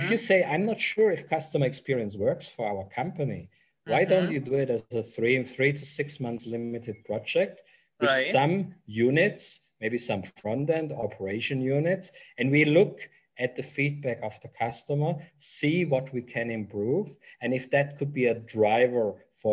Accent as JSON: {"language": "English", "country": "Germany", "also_born_or_lived": "United Kingdom / Mexico", "second_language": "English", "moved": "as an adult", "lives_now": "Vietnam", "said": "I'm originally from Germany"}